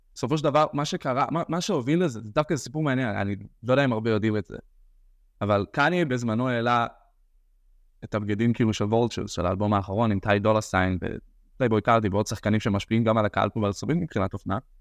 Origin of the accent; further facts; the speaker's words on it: Or Yehuda, Central District, Israel; אני גדלתי באור יהודה